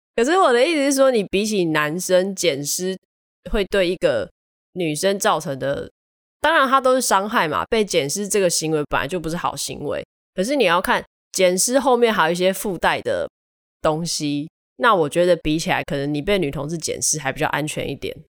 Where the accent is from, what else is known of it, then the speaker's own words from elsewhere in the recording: southern Taiwan, Taiwan; 我南部人